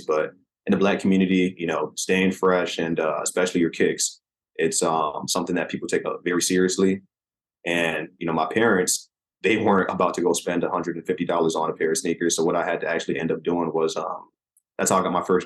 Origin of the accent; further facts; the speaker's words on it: Manchester, Connecticut, United States; moved away as an adult; also born or lived in Hartford, Connecticut / Chicago / Midwest; So I was born in Hartford, Connecticut, raised in Manchester, Connecticut, which is in the same county as Hartford